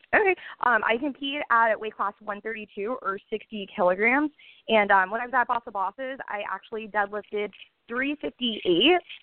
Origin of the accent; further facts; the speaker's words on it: Orlando, Florida, United States; I'm born and raised in Orlando, Florida.